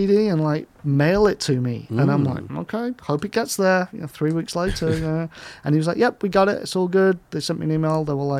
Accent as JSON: {"language": "English", "region": "Northern England", "country": "United Kingdom", "tie": "born or raised there", "said": "I grew up working class in Northern England"}